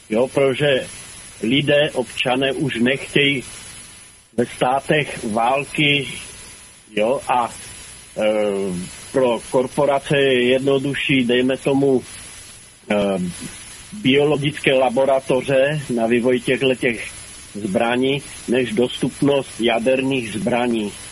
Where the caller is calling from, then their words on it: Karlovy Vary, Karlovy Vary Region, Czechia; Dobrý večer, jsem eh, z Varu.